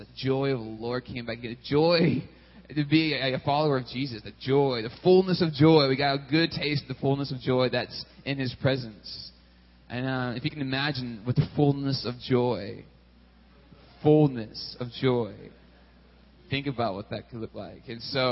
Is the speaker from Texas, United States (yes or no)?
yes; Texas, United States; moved away as an adult; also born or lived in California / Richmond; I'm originally from Texas, grew up in Texas, but I spent 5 years in California, too, and back to Texas, and that's all my growing up years